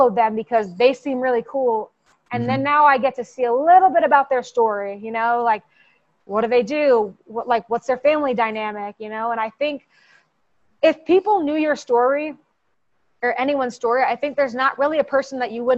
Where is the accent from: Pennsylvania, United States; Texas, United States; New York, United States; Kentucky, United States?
New York, United States; I'm a New Yorker